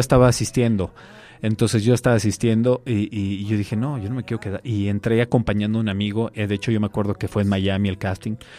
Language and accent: Spanish; Mexico City, Mexico; also born or lived in Torreón, Coahuila; Mis papás me trajeron a los cinco años. La verdad es que soy prácticamente chilango. O sea, soy, soy de, soy de acá, soy de CDMX.